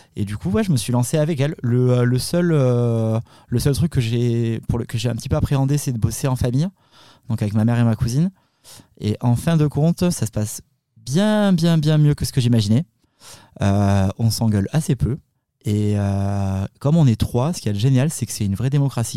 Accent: the South-West, south-west France, France; on, est d'origine italienne, mais bon, on, est, on, a grandi dans, enfin, moi je suis né dans le Sud-Ouest

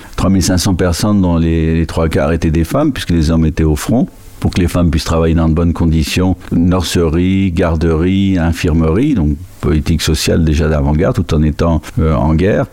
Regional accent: Spain; Moi, je suis né en Espagne

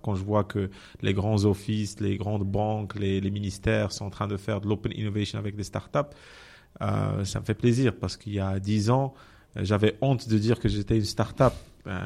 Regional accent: Benslimane, Casablanca-Settat, Morocco; also born or lived in Rabat; j'ai grandi à Ben Slimane

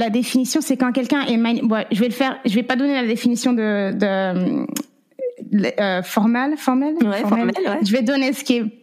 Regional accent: France; also born or lived in Las Vegas / California; now in Oklahoma, United States; je suis française. J'ai grandi en France. ça fait neuf ans que je suis aux États-Unis

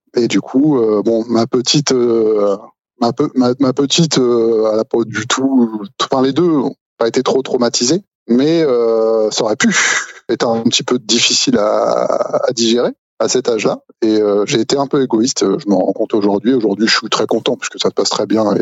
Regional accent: Normandy, France; je suis normand

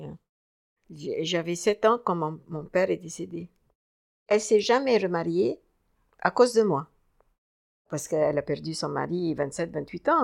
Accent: Cairo, Cairo Governorate, Egypt; moved away as an adult; now in Paris, France; je suis née euh, au Caire, en Égypte

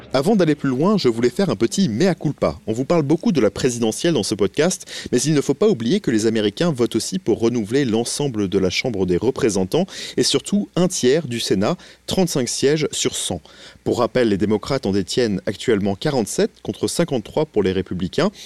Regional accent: France; now in New York, United States; en tant que Français

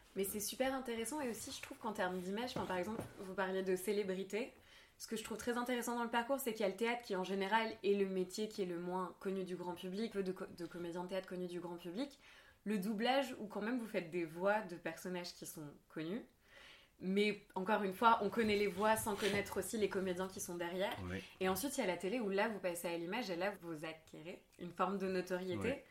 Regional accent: Marseille, Provence-Alpes-Côte d'Azur, France; j'ai grandi à Marseille

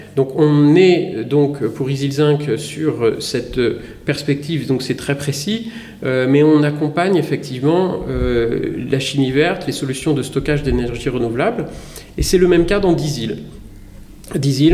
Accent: Lorraine, Grand Est, France; moved away as an adult; also born or lived in Grenoble; je viens de Lorraine

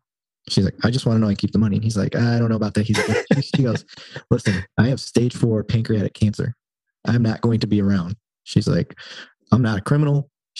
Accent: Flint, Michigan, United States; I didn't really care for cops growing up in Flint

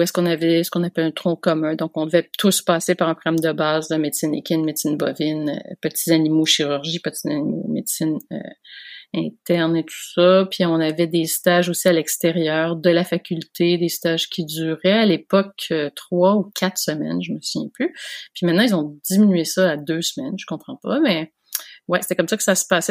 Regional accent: Montreal, Quebec, Canada; moved away; j'ai grandi à Montréal

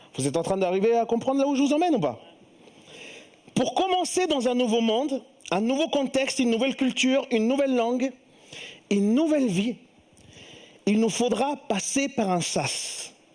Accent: Chile; moved away; je viens du Chili

